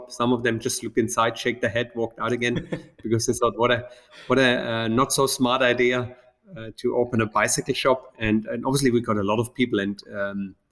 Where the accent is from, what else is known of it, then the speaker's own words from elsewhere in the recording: Black Forest, Baden-Württemberg, Germany; moved away as an adult; now in Dubai, United Arab Emirates; I grew up in the Black Forest in Germany